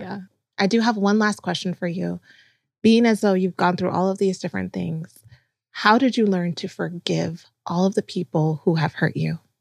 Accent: Ghana; moved away; I'm from Ghana, West Africa

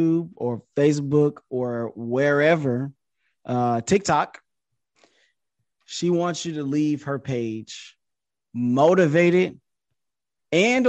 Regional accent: Detroit, Michigan, United States; I'm from Detroit and that's what we say

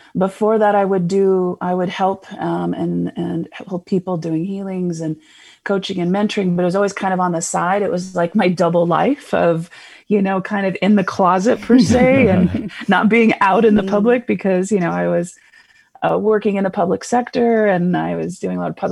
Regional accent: Seattle, Washington, United States; moved away as an adult; now in Phoenix, United States; I originally hailed from Seattle, Washington, for most of my life, and I just moved here last year in 2020.

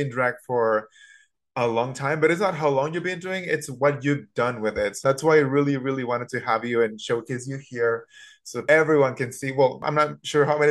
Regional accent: Mexico; moved away; I grew up in Mexico

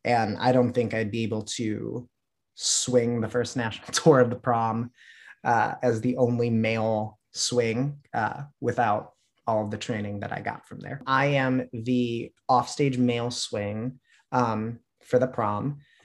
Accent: Chicago, Illinois, United States; I was born in Chicago, grew up in the southwest suburbs

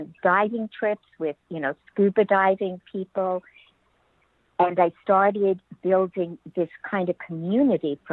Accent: Merrick, New York, United States; moved away as an adult; now in San Diego, United States; I grew up in Merrick, Long Island, I grew up in the cold

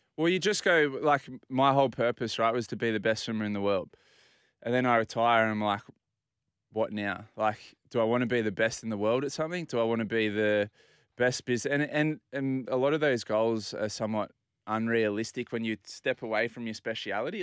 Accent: Port Macquarie, New South Wales, Australia; now in Sydney, Australia; So I grew up in Port Macquarie, mm. spent my life at the beach

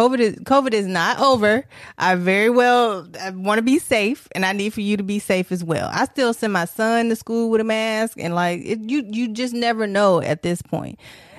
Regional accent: Detroit, Michigan, United States; Detroit, by the way.

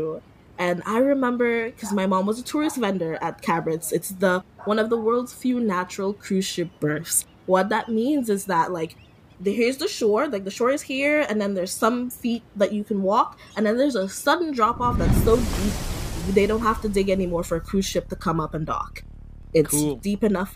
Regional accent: Portsmouth, Saint John Parish, Dominica; moved away as an adult; now in San Francisco, United States; My hometown is Portsmouth, and it's near a national park.

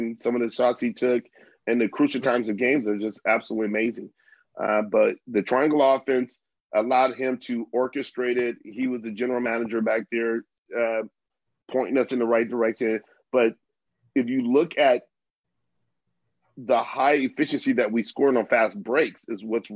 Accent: United States; moved away as an adult; also born or lived in Philippines; I was growing up in the States

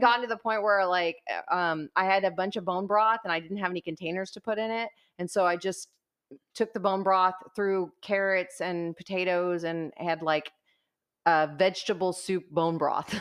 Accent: Corpus Christi, Texas, United States; we're both from Corpus Christi

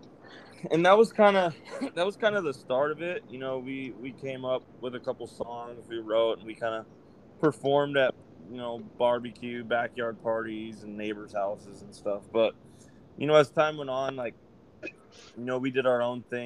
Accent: Orange County, California, United States; We're three brothers from Orange County, California

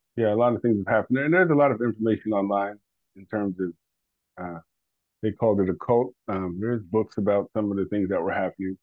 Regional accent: Detroit, Michigan, United States; also born or lived in West Virginia; we moved away from Detroit. We moved out into the the sticks, uh, West Virginia.

